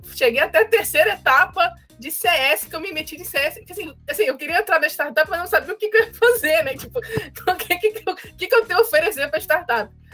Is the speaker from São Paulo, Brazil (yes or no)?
no; Rio de Janeiro, Brazil; moved away as an adult; also born or lived in Sweden; eu sou do Rio de Janeiro é, então, Rocha aqui no Rio